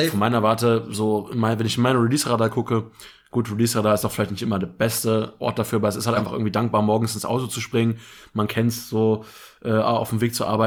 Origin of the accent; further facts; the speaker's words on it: Sarstedt, Lower Saxony, Germany; Saarstedt, meine Heimatstadt